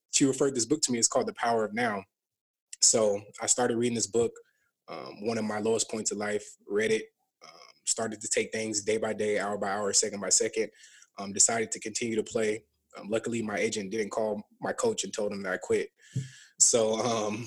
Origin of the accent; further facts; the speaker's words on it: Burnsville, Minnesota, United States; also born or lived in Savage, Minnesota; I went to Burnsville High School. I grew up in Burnsville, but like the last like couple years of high school, my mom and us, we moved to Savage right by that Sonic.